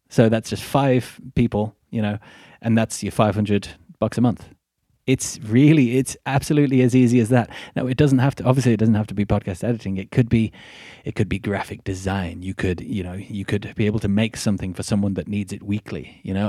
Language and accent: English; Midlands, United Kingdom; accent: Midlandsy; I come from Middle England, the Midlands, and I am very much working class.